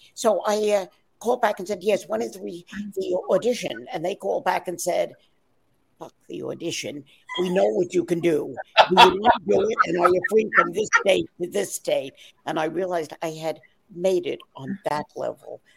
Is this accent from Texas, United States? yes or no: no; New York, United States; my parents were Irish immigrants. I'm from New York, but they were from Ireland